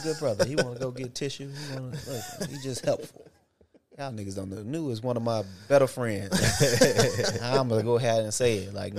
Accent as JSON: {"language": "English", "town": "Bolivar", "region": "Tennessee", "country": "United States", "said": "I'm from Bolivar, Tennessee."}